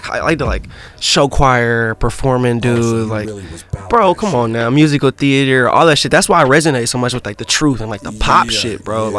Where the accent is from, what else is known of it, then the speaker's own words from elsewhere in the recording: Indianapolis, Indiana, United States; every time I tell somebody I'm from Indiana, they think I'm from like the cornfield part and like the racing part. But I'm from like Indianapolis, so like there's actually like a decent amount of like culture people.